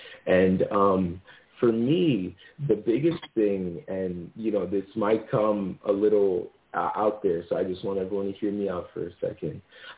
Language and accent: English; Zambia; born there; moved away; I was born in Zambia, moved here sometime, and then through, you know, just through growing up, I learned this, this, and this, right?